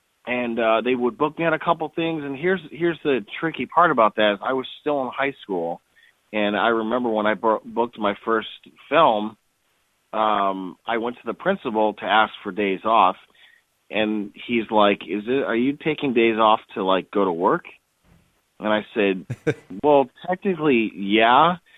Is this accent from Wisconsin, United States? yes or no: yes; Wisconsin, United States; I was originally from Wisconsin, and my family came from a cheese-making family.